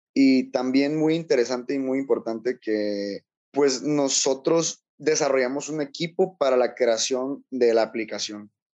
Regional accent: Tonalá, Chiapas, Mexico; soy originario de, México, específicamente pues yo nací en Tonalá, en Tonalá, Chiapas

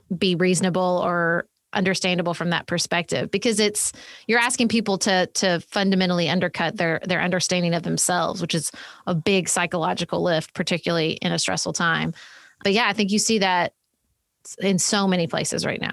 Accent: Paducah, Kentucky, United States; my hometown of Paducah, Kentucky, which is where I live

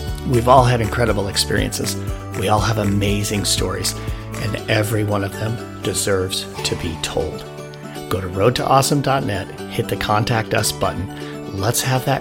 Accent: Wyoming, United States; my home state of Wyoming

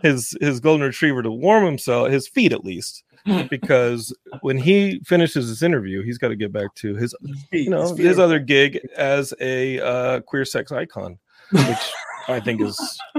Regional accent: Austin, Texas, United States; And I grew up in Austin.

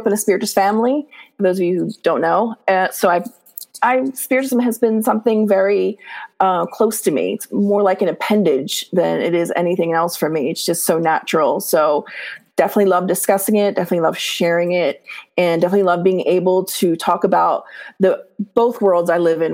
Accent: Maryland, United States; I am from Maryland

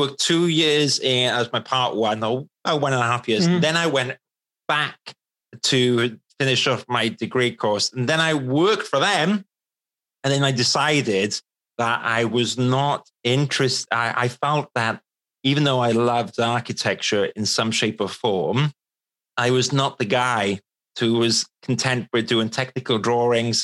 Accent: Wales, United Kingdom; moved away as an adult; now in London, United Kingdom; I'm Welsh. And, you know, I was the guy in the village back in Wales

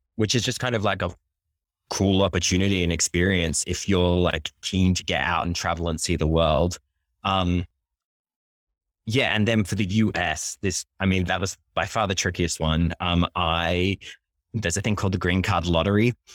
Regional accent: Sydney, New South Wales, Australia; also born or lived in Japan / London; now in Brooklyn, United States; I'm originally from Sydney, Australia

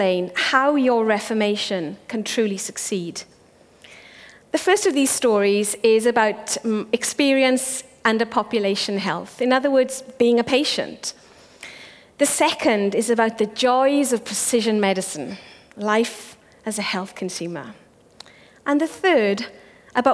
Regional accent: Wales, United Kingdom; first language Welsh; English is a second language; growing up in Wales

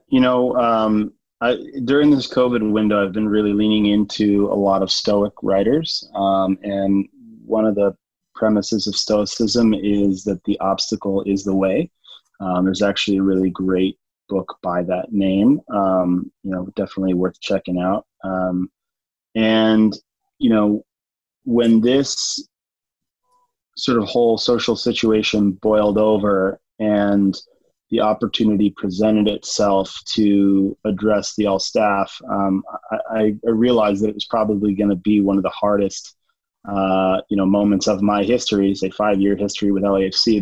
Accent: Oxnard, California, United States; also born or lived in Grass Valley, California; myself growing up in Oxnard, very different, beach town, uh, you know, Southern California

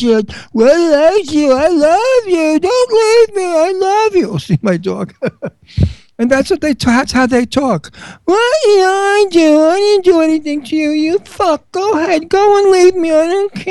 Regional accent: New York City, New York, United States; we're both from Brooklyn

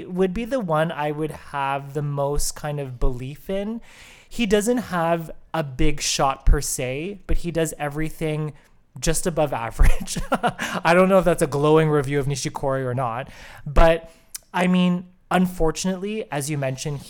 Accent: Canada; we as Canadian tennis fans

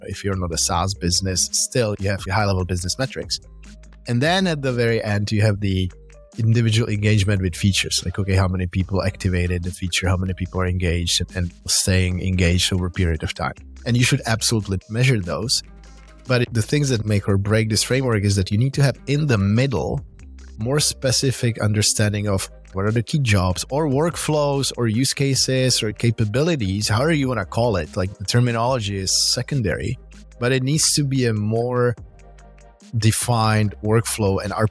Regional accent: Prague, Czechia; moved away as an adult; now in Bay Area, United States; Yeah, I'm originally Czech from Prague. I moved to the Bay Area 16 years ago.

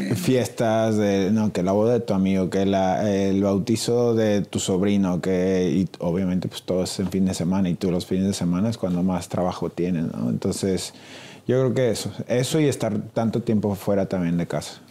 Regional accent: Mexico; moved away as an adult; soy mexicano

